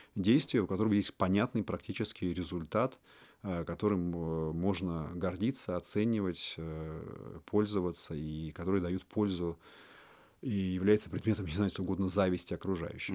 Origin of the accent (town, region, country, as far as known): Moscow, Russia; born or raised there